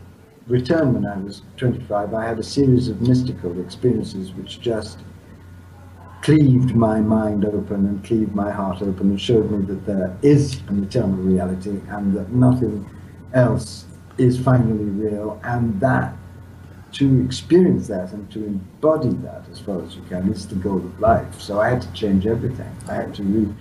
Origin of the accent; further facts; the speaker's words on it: India; moved away; To be born in India and spend my whole childhood in India